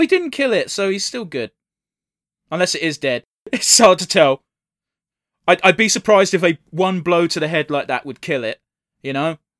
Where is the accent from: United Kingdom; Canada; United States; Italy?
United Kingdom; England; I'm English.